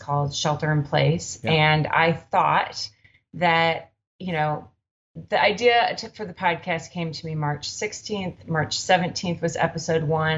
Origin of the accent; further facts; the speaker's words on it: Minneapolis, Minnesota, United States; now in Oakland, United States; I'm from Minneapolis originally, but we've been in Oakland a long time.